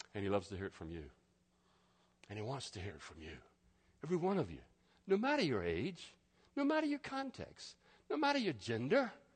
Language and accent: English; United States; I'm an American